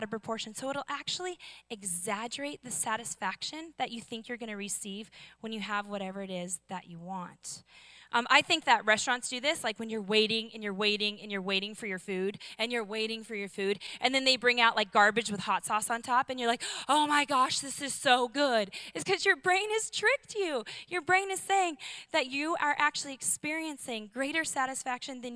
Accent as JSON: {"language": "English", "town": "Seattle", "region": "Washington", "country": "United States", "said": "I'm from Seattle."}